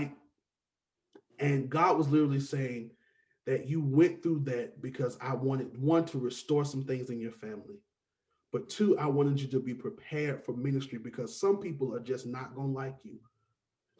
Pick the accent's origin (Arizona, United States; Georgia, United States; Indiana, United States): Georgia, United States; Atlanta; also born or lived in Savannah / Cartersville; I'm from Atlanta, born and raised